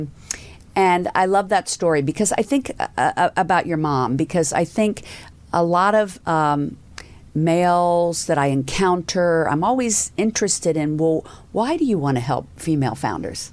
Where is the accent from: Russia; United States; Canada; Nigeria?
United States; the South; accent: southern; I, I see my southern accent jumped in there for a second